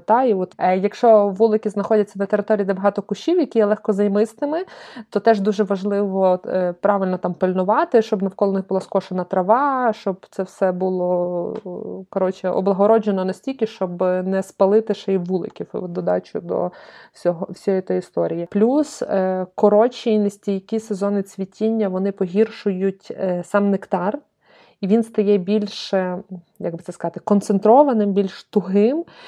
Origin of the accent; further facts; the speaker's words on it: Lviv, Lviv Oblast, Ukraine; я з Сихова. Я дівчина Сихова.